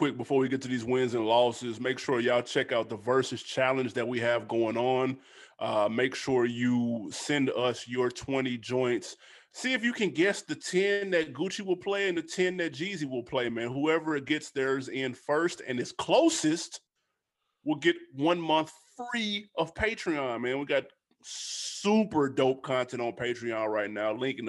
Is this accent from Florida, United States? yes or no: yes; Pompano Beach, Florida, United States; Pompano Beach.